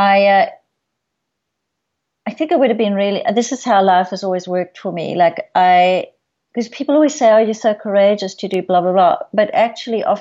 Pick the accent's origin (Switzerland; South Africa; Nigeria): South Africa; moved away; I grew up in South Africa